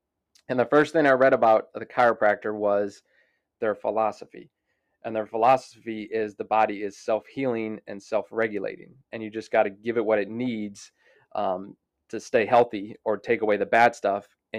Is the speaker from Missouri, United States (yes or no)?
yes; Florissant, Missouri, United States; So I'm from St. Louis, Missouri. Grew up in Florissant, Missouri.